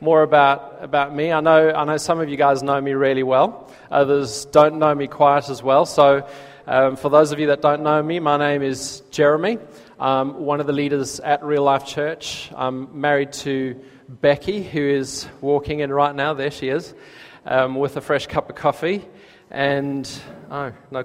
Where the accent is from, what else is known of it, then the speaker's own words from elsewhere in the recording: South Africa; accent: South African; moved away as an adult; now in United Kingdom; when I lived in South Africa, I didn't notice my own accent